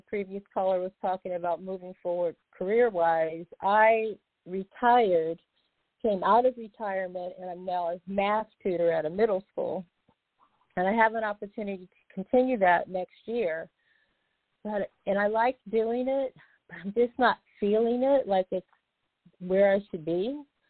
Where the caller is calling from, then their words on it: Boynton Beach, Florida, United States; I'm calling from Boynton Beach, Florida.